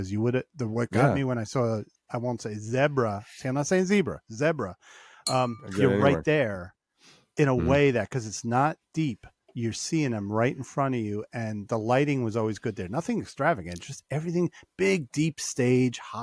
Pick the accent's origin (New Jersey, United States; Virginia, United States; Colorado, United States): New Jersey, United States; Hillsdale